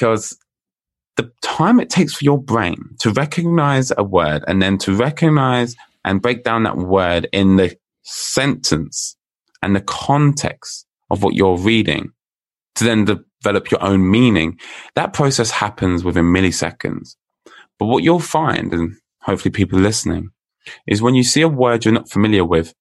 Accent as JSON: {"language": "English", "country": "United Kingdom", "said": "All the way from the UK, if you can tell by my accent."}